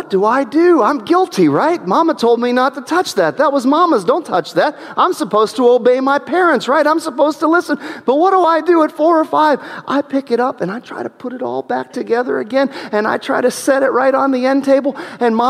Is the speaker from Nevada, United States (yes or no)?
no; New Middletown, Ohio, United States; We lived in New Middletown, Ohio at the time, and I remember that first house that we lived